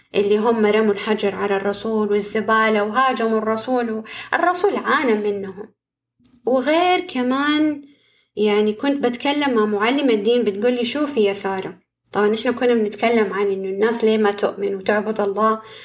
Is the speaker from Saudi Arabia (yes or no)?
yes; Saudi Arabia; عندنا كده في السعودية